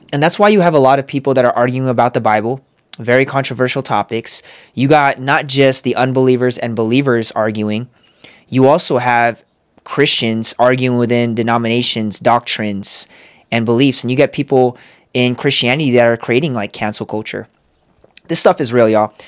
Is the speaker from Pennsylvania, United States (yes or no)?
no; San Diego, California, United States; moved away as an adult; also born or lived in Los Angeles; now in Las Vegas, United States; I'm from San Diego, moved to L